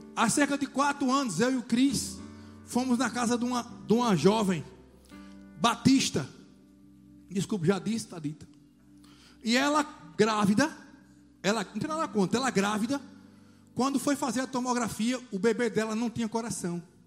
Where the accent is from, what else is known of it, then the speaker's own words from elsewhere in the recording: Juazeiro, Bahia, Brazil; now in Salvador, Brazil; Eu morava em Juazeiro, minha terra natal